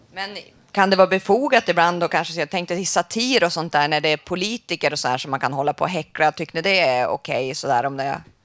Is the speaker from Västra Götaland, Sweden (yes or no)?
no; Västerbotten County, Sweden; Jag kommer från Västerbotten